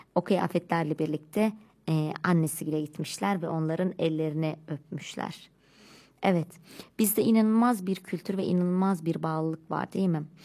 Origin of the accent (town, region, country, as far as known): Turkey